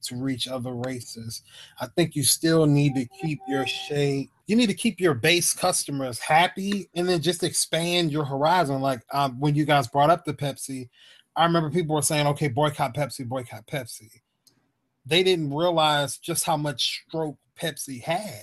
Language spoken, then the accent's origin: English; Mississippi, United States; I'm a nigga from Mississippi